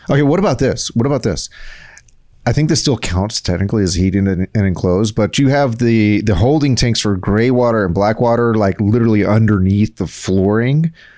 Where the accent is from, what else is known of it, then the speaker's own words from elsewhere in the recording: South Texas, United States; me growing up in South Texas